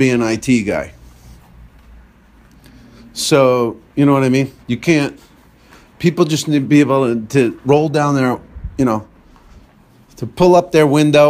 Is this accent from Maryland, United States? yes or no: no; New Jersey, United States; a store in my hometown there in New Jersey.